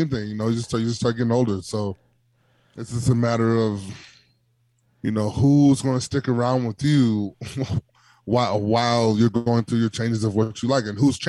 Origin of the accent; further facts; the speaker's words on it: Milwaukee, Wisconsin, United States; moved away; I'm always going to rep the 414